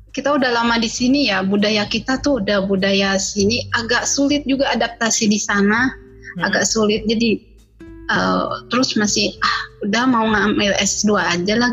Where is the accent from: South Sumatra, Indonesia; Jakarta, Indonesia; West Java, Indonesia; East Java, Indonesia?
West Java, Indonesia; Cianjur; Cianjur kota.